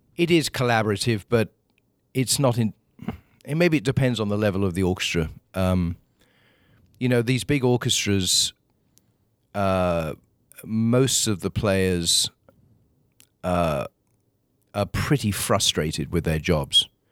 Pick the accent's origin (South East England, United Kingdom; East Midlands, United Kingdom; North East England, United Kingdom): South East England, United Kingdom; Kingswood; moved away as an adult; now in United States; where I grew up, a small town called Kingswood, uh, is still just out of London